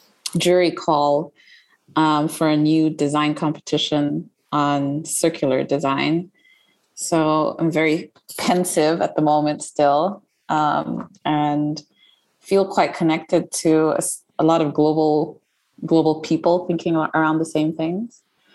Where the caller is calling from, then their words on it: Accra, Greater Accra, Ghana; Hey, Sophie, I'm calling in from Accra, Ghana.